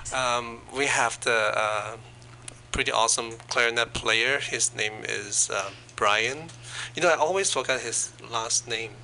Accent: China; moved away; I was born in China

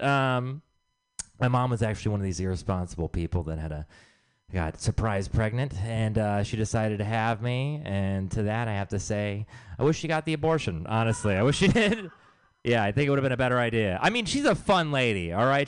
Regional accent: Texas, United States; I am from Texas

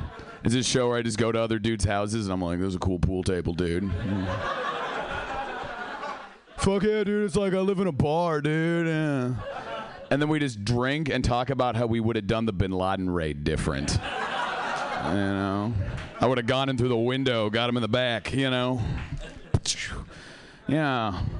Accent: Seattle, Washington, United States; Yeah, I am from Seattle. I came all the way down here for this.

